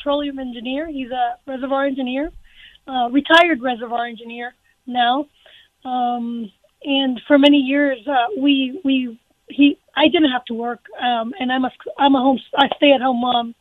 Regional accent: Miami, Florida, United States; moved away as an adult; now in Colorado, United States; I am originally from Miami, Florida. I moved out here 30 years ago.

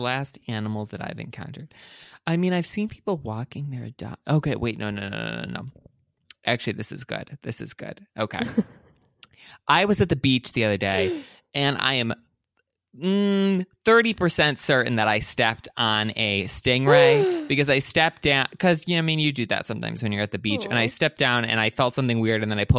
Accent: Michigan, United States; I did not go to college at Michigan State, but I grew up near Michigan State, and both my parents did

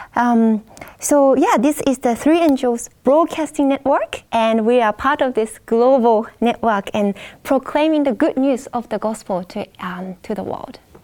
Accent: Japan; I'm from Japan

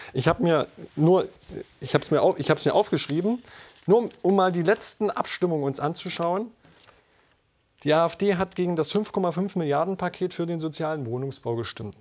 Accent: near Raguhn-Jeßnitz, Saxony-Anhalt, Germany; in unmittelbarer Nähe von meiner Heimat

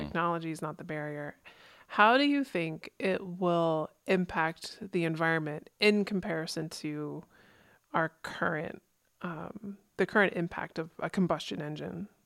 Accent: East Coast, United States; growing up in the East Coast

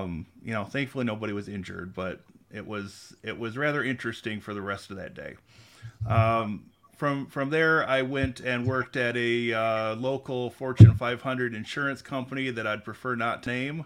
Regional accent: Mulliken, Michigan, United States; also born or lived in Lansing, Michigan; I was actually born in Lansing, but I grew up in Mulliken, went to Grand Ledge schools.

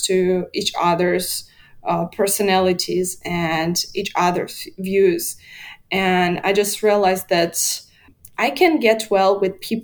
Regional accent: Minsk, Belarus; moved away as an adult; now in Poland; I was born in Belarus. I lived for my whole life in Belarus

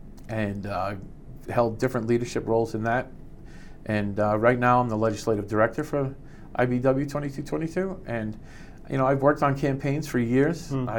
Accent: Marshfield, Massachusetts, United States; also born or lived in Huntington, New York / Chicago; now in Quincy, United States; I was born in Huntington, New York. My dad, I'm the youngest of seven kids. My dad worked in Manhattan for years, and then he moved to Chicago. And then we ended up moving to Marshfield in 1972, and I went to Marshfield Public Schools

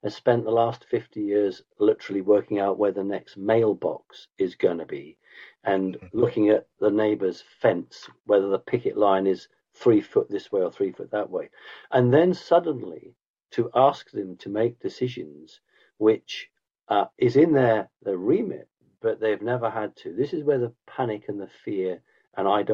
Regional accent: United Kingdom; as a Brit looking

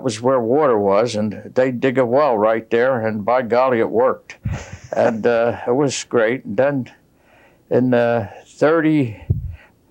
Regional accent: Narberth, Pennsylvania, United States; I was born in 1922 in Narberth, Pennsylvania

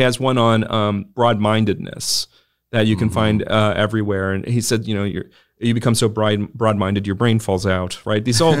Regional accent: Houston, Texas, United States; I grew up in Houston, Texas, and I'm 42. So that puts me 1980, moved to Texas in 82.

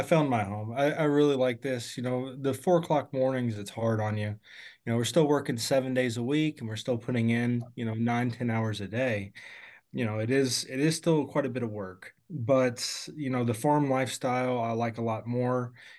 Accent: Louisville, Kentucky, United States; I'm from Louisville, Kentucky. I grew up about 20 minutes from Churchill, so kind of more on the east side of town there.

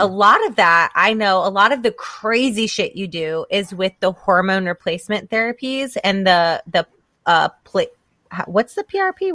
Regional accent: the South, United States; grew up here in the South

